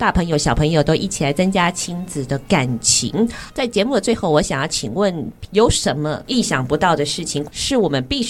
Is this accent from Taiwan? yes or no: no; Indonesia; 哎，就像我们印尼也有很多的朋友，有时候这个爪哇岛的语言可能跟加里曼丹的语言不一定一样，呈现出这个地方可爱之处。